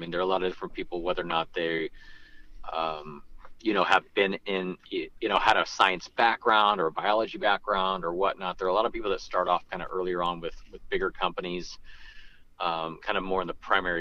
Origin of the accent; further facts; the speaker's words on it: Santa Rosa, California, United States; also born or lived in Modesto, California / Santa Barbara, California; born and raised in Santa Rosa, grew up in Modesto